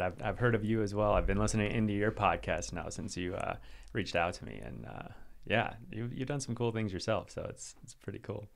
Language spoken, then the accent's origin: English; Asheville, North Carolina, United States; also born or lived in Wisconsin; I was born in Wisconsin, um, and then moved down to North Carolina. So that's kinda where I was raised mostly, um, just outside of Asheville.